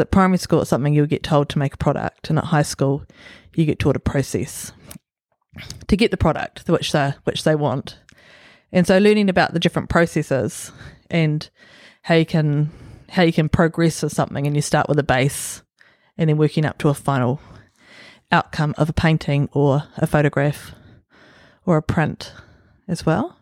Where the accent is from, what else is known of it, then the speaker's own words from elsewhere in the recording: Auckland, New Zealand; also born or lived in Gizo, Solomon Islands / Huapai; I grew up in Swanson. I was born in Solomon Islands in Gizo